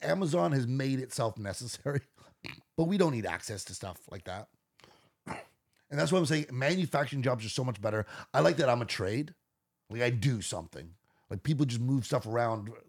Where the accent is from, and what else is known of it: Canada